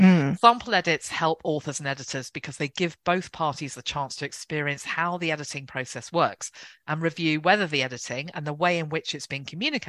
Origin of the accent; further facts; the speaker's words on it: England, United Kingdom; I'm the English one.